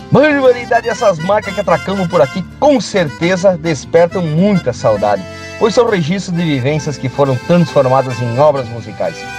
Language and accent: Portuguese; Panambi, Rio Grande do Sul, Brazil; moved away; como faz tempo que saí do Rio Grande Velho, volta e meia essas músicas me fazem pensar no tempo de Panambi